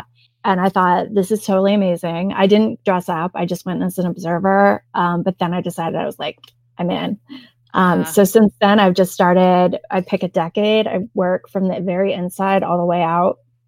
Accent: Indiana, United States; Well, like where I grew up in Northern Indiana, like even still there's like buggy spots in the parking lot of the grocery store.

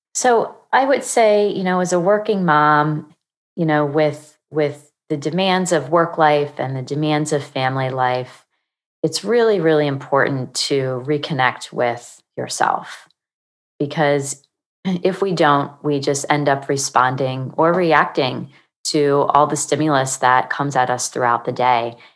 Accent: Pennsylvania, United States; moved away as an adult; also born or lived in Virginia / Maryland; now in Charlotte, United States; I'm originally from Pennsylvania

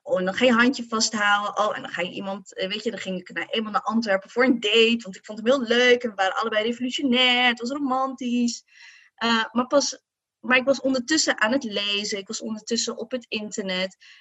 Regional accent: Morocco; als Marokkaanse vrouw

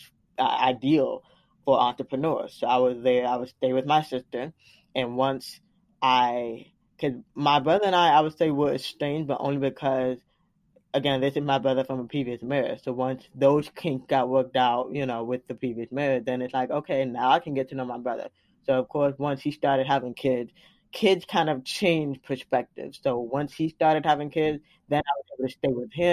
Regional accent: Florida, United States; moved away; also born or lived in Washington, D.C. / Atlanta, Georgia; I was the only one born in Florida, technically, my roots are in Atlanta

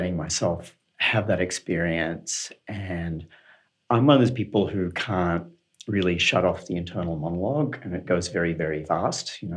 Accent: Australia; moved away; I'm from Australia, and in Sydney we had what we called doof rather than techno

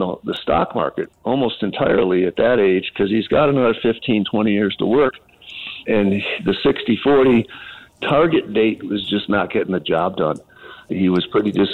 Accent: Buffalo, New York, United States; I'm from Buffalo, so I'm a Bills fan

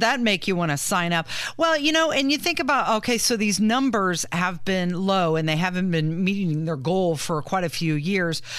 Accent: Ohio, United States; now in Indiana, United States; growing up in Ohio

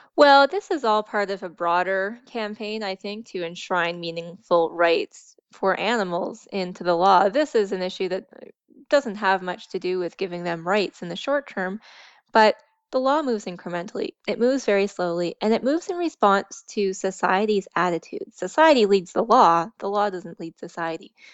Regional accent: East Coast, Atlantic Canada, Canada; also born or lived in Alberta; I grew up out east

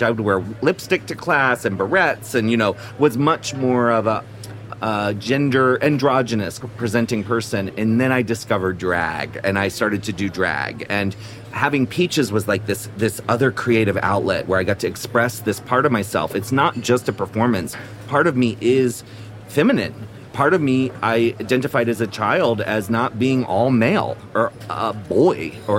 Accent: Annapolis, Maryland, United States; moved away; also born or lived in Washington, D.C. / San Francisco; I was born in D.C. and I grew up in Annapolis, Maryland

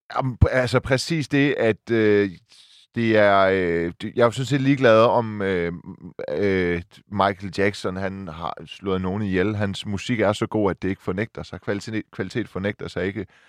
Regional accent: Silkeborg, Central Denmark Region, Denmark; moved away; jeg er fra Silkeborg

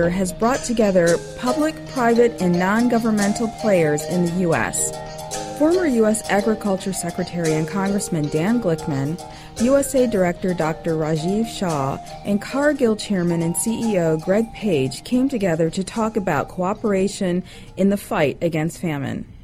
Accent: Fiji; I am from Fiji.

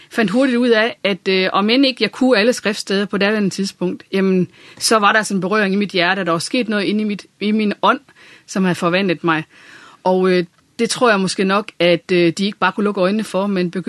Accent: Randers, Central Denmark Region, Denmark; born there; also born or lived in Viborg; så øh, nærmere betegnet Randers, og har øh, boet en del år i Viborg og været i tjeneste der. Så det er det midtjyske, sådan.

